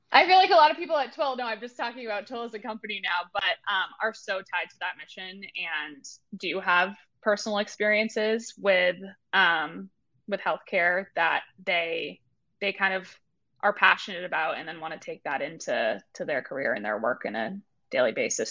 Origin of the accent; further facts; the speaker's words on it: Marblehead, Massachusetts, United States; moved away as an adult; also born or lived in Maine; I grew up in Massachusetts, little town outside of Boston called uh, Marblehead